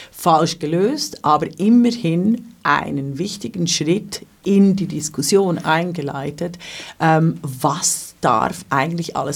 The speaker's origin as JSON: {"language": "German", "country": "Switzerland", "said": "also das darf ich als äh, Schweizerin ja hier so sagen."}